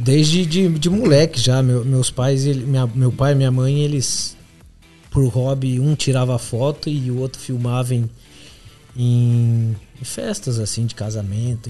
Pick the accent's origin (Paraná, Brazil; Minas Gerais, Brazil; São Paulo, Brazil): São Paulo, Brazil; Assis; moved away as an adult; now in São Paulo, Brazil; Sou de Assis, do interior de São Paulo